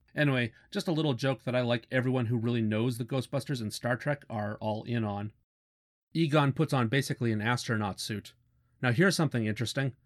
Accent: Canada; as a Canadian

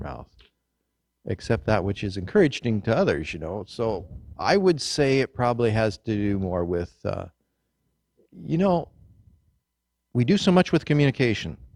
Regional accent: Kansas, United States; growing up in Kansas in the wheat fields

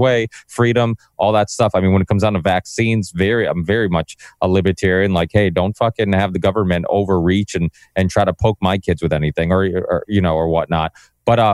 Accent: Massachusetts, United States; I'm from Massachusetts

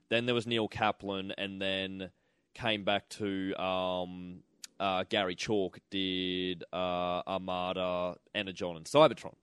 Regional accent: Toowoomba, Queensland, Australia; we grew up in Toowoomba

